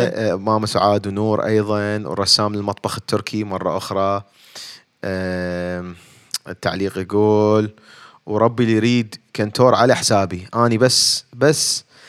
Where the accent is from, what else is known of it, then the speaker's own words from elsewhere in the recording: Baghdad, Baghdad Governorate, Iraq; moved away as an adult; now in United States; اني خريج علوم آه، علوم حاسبات آه، بغداد من بغداد فجيت لهنا